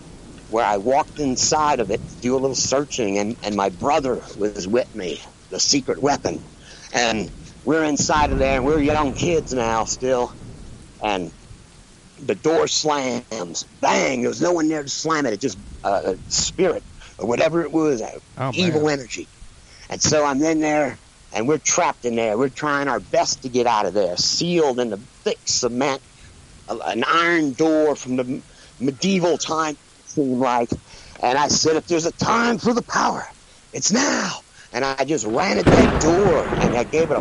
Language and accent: English; New Orleans, Louisiana, United States; That's where I'm from. I'm from New Orleans, Louisiana.